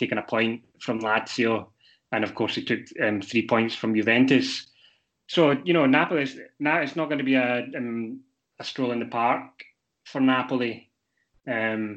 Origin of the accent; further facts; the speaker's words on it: Glasgow, Scotland, United Kingdom; moved away; Glasgow Rangers, which is my hometown